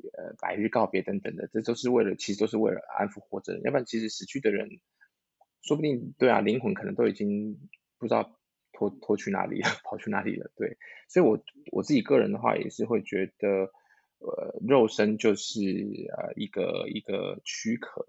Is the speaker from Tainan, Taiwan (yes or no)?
yes; Tainan, Taiwan; moved away; 我是台南人